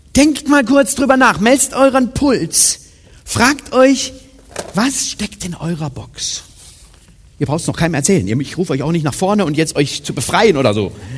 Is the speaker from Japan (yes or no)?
no; Germany; Meine Eltern sind in ein Missionswerk gezogen, als ich drei war, also nach Siegen sozusagen, in Süddeutsche